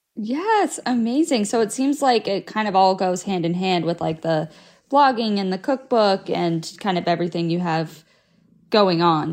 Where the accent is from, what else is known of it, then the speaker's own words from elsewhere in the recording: South Florida, United States; moved away as an adult; I grew up in South Florida